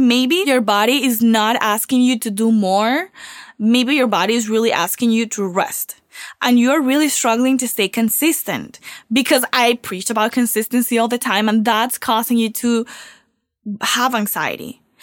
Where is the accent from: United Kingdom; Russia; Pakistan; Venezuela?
Venezuela; now in Miami, United States; I was born and raised in Venezuela